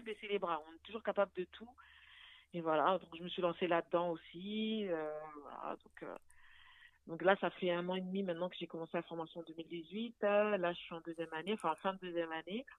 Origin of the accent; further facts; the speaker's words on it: Paris, Île-de-France, France; also born or lived in Arnouville, Val d'Oise; je suis née à Paris, j'ai grandi à Paris